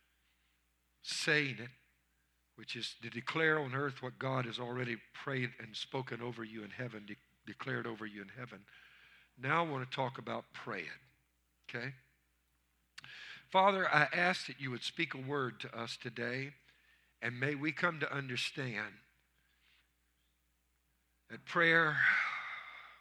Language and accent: English; Louisiana, United States; I'm from Louisiana.